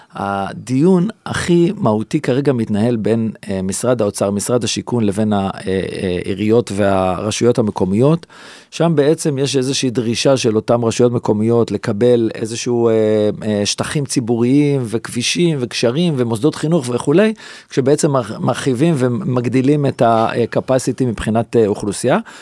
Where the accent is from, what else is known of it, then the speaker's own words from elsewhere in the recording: Jerusalem, Jerusalem District, Israel; כל שכונת רמת אשכול שאני גדלתי בה מגיל אפס